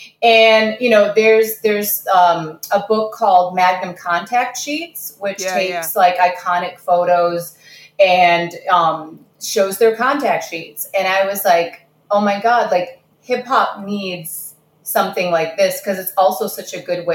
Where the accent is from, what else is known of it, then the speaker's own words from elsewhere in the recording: Kazakhstan; born there; I was born in Kazakhstan, so I don't know what you're talking about.